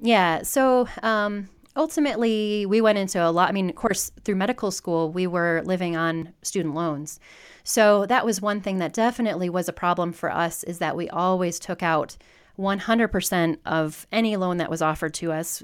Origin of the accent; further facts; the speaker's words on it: Southwest Michigan, United States; moved away as an adult; also born or lived in Detroit / Kansas City; now in Denver, United States; I grew up in Southwest Michigan